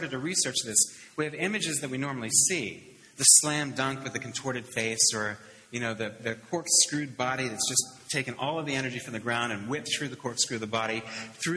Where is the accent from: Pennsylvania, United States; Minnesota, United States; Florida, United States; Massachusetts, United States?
Pennsylvania, United States; Pittsburgh; I grew up in Pittsburgh in the 70s